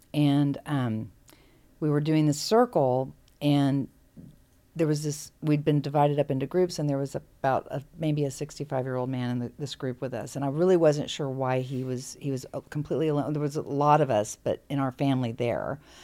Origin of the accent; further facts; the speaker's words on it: Texas, United States; now in California, United States; I grew up in Texas, and Texans have a very, very strong sense of being a Texan